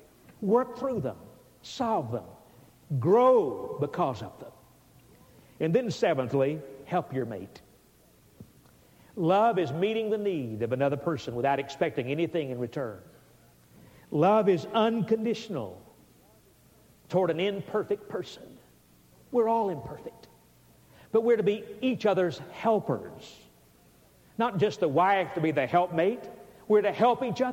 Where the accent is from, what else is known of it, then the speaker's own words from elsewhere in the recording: Alabama, United States; I was from Alabama